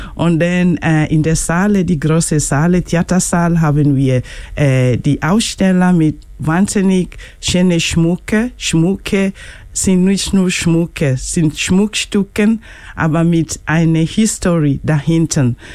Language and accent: German; Kenya; German is a second language; moved away; ich bin aus Kenia